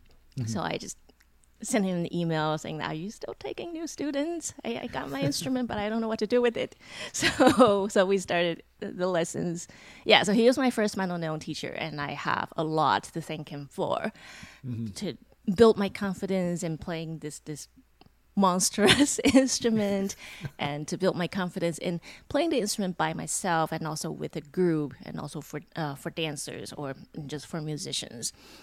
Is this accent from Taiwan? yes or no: yes; Taiwan; moved away; My hometown was in Taiwan, so I had to go back to Taiwan and wrap things up.